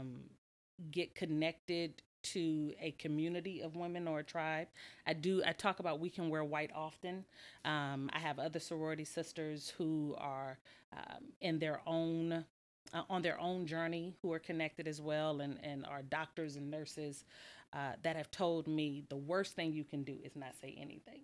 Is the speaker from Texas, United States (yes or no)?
yes; Lake Jackson, Texas, United States; now in Houston, United States; I'm from Lake Jackson, Texas